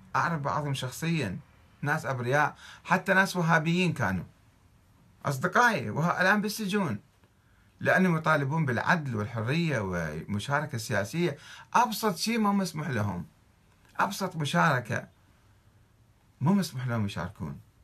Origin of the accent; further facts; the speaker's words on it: Saudi Arabia; عندنا في السعودية